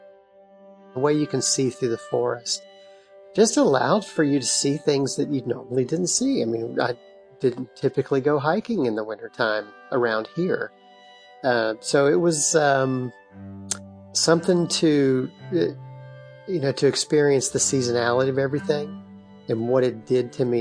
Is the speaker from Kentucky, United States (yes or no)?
yes; Lexington, Kentucky, United States; I grew up in Lexington